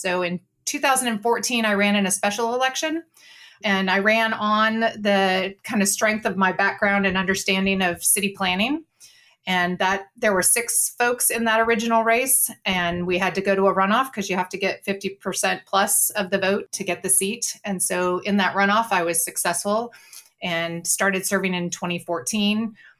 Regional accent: California, United States; moved away as an adult; now in Fort Worth, United States; Texas, where I have lived since my husband and I got married almost 32 years ago. And I'm originally from California, but now I live in Fort Worth, Texas.

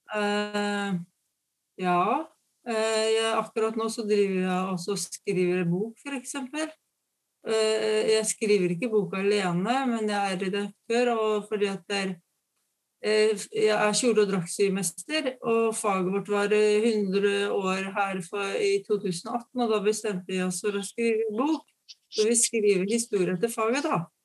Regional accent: Fredrikstad, Østfold, Norway; moved away; jeg er fra Fredrikstad

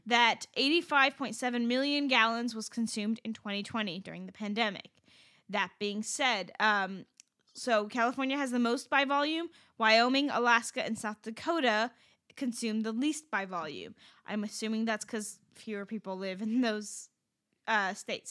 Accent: Iran; moved away; I'm from Iran

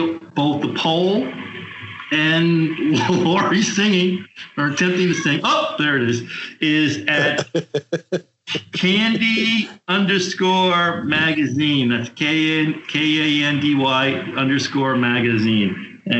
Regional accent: New York, United States; growing up in New York, where I'm from

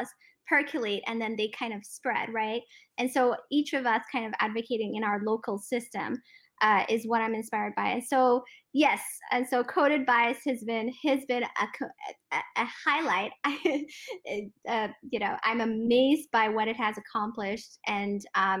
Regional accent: Ethiopia; I'm an Eritrean ethnically who was born and raised in Ethiopia

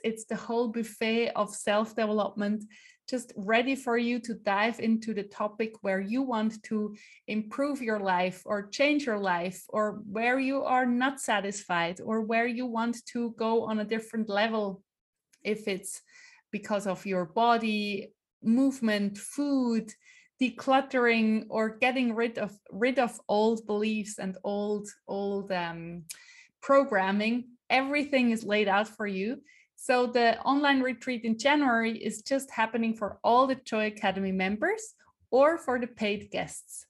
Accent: Switzerland; first language Swiss German; English is a second language; also born or lived in Iowa City, United States; swiss german is um is yeah my mother tongue

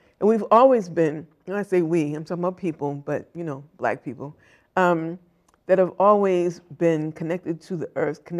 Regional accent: Boston, Massachusetts, United States; when I grew up in Roxbury, Dorchester, Mattapan, South End, there was a lot more green space.

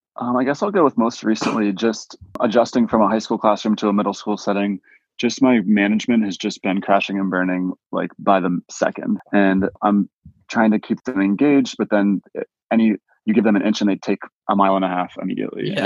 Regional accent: Pittsburgh, Pennsylvania, United States; also born or lived in Erie, Pennsylvania; I grew up in Pittsburgh

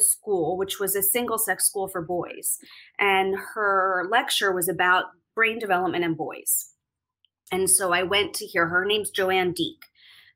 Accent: Philadelphia, Pennsylvania, United States; moved away as an adult; also born or lived in New York; I'm from Philadelphia originally. I was born in Mount Airy, a small area of Philadelphia. And then I moved to the suburbs for school. And I spent my entire time in the Philadelphia suburbs until I went off to college and then to New York.

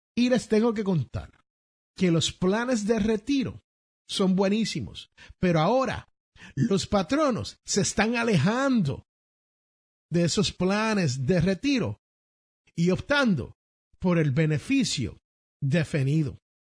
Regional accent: Puerto Rico; en el barrio donde yo nací, se conoce como cash flow. Allá en la gran isla del encanto Puerto Rico

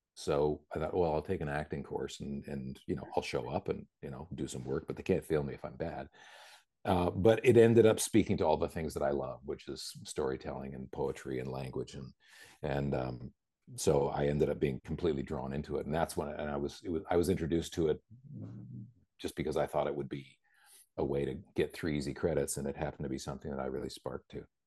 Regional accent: Vancouver, British Columbia, Canada; also born or lived in New Jersey / Bethesda / Princeton; Vancouver, which is my hometown

